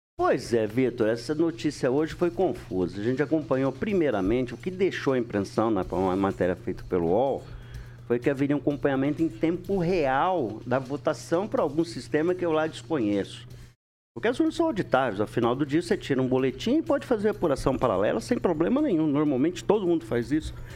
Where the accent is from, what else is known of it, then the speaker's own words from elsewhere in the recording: Londrina, Paraná, Brazil; Nasci lá só pra deixar registrado